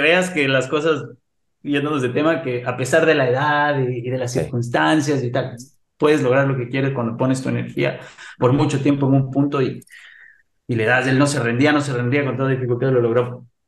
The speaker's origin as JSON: {"language": "Spanish", "country": "Ecuador", "tie": "born or raised there", "moved": "as an adult", "said": "yo viví en Ecuador, soy ecuatoriano, nací en Ecuador, viví 25 años en Ecuador"}